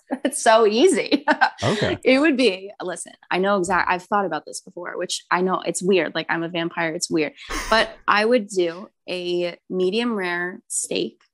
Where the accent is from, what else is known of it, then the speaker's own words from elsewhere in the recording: New Jersey, United States; moved away as an adult; now in New York, United States; I'm from New Jersey.